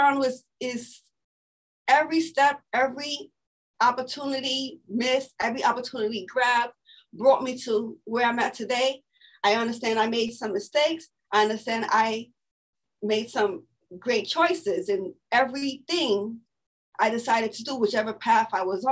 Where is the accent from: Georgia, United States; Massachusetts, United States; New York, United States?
New York, United States; New York City; I'm born and raised here in Brooklyn, New York. And I am from East New York